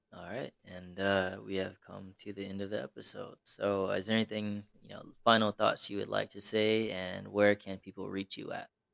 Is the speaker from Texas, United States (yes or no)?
yes; Texas, United States; as a Texan born